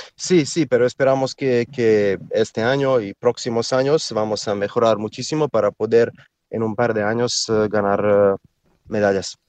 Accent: Serbia; Spanish is a second language; somos eh, gente de Serbia que somos bastante altos

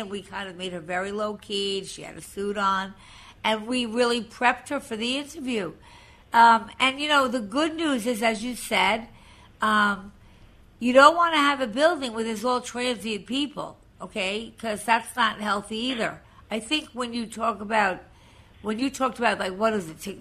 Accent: Long Island, New York, United States; moved away as an adult; now in New York City, United States; I was from Long Island

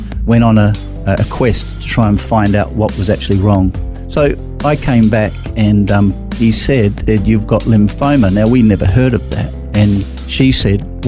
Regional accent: Christchurch, Canterbury, New Zealand; moved away as an adult; also born or lived in England / Auckland, New Zealand; now in Australia; So I grew up in Christchurch, of all places.

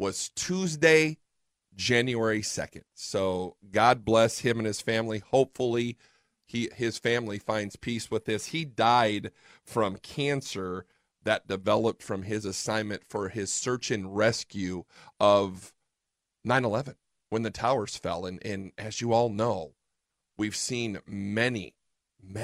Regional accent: Fort Wayne, Indiana, United States; now in Fort Worth, United States; I'm from Fort Wayne, Indiana.

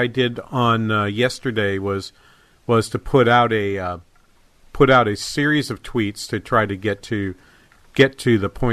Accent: New England, United States; now in Minnesota, United States; I grew up in New England. We don't get hail like

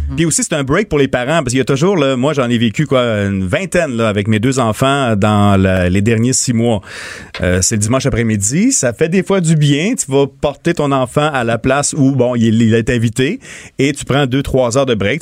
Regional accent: Montmagny, Quebec, Canada; born or raised there

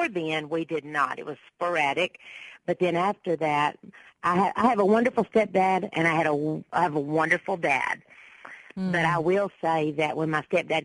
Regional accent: Texas, United States; most people do describe me as Texas-raised

